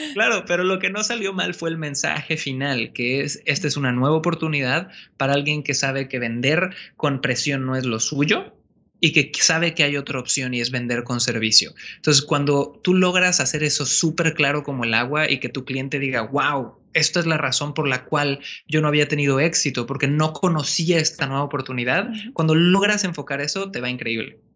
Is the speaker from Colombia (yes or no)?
no; Cancún, Quintana Roo, Mexico; moved away as an adult; also born or lived in Santiago, Chile; Yo soy originario de Cancún, México. Sí, nací en la playa.